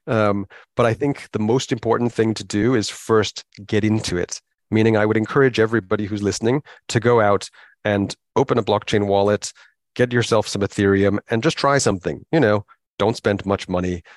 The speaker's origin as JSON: {"language": "English", "country": "United States", "tie": "born or raised there", "also_born_or_lived": "Hong Kong", "moved": "as an adult", "lives_now": "United Kingdom", "said": "where I grew up in America"}